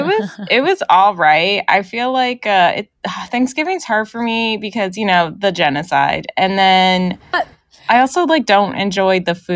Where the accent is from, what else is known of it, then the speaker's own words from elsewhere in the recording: Northern California, United States; I'm from NorCal